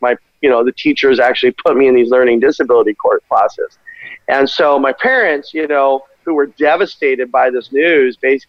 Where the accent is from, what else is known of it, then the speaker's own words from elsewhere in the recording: Glendale, California, United States; I grew up in Glendale, California